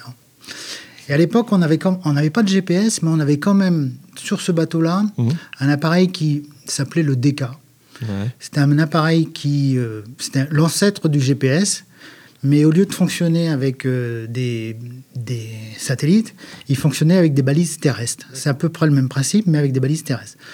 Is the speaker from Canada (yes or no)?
no; northern Brittany, France; je suis originaire de la Bretagne Nord